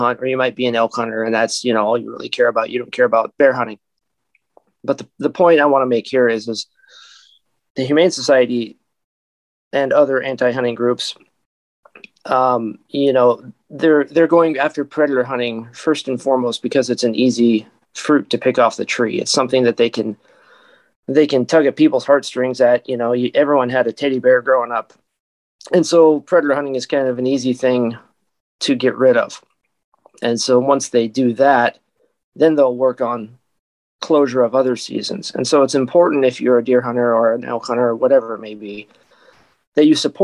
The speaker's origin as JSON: {"language": "English", "region": "Washington", "country": "United States", "tie": "born or raised there", "said": "I was born and raised in Washington"}